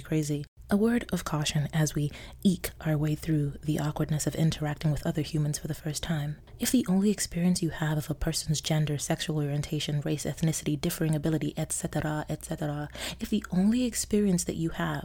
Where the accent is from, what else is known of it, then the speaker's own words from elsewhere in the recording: Nigeria; I'm Nigerian